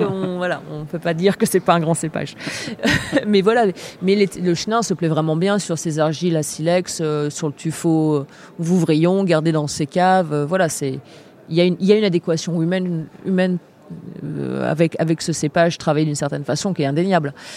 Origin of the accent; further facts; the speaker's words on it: Angers, Pays de la Loire, France; moved away; also born or lived in Nantes / La Rochelle; j'ai eu la chance de grandir à Angers. Principalement, j'ai un peu vécu à Nantes et je suis née à La Rochelle